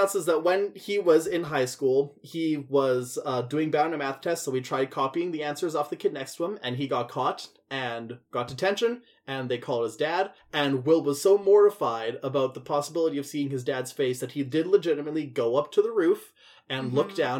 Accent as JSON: {"language": "English", "region": "Scotland", "country": "United Kingdom", "said": "Ooh, I'm Scottish, my eyebrows are going to seed from the rest of my face."}